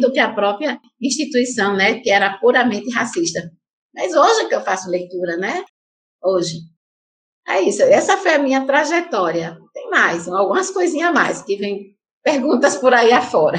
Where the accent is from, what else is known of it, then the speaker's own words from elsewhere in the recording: Santa Rita, Paraíba, Brazil; Eu sou de Santa Rita, né? A cidade aqui vizinha que é a João Pessoa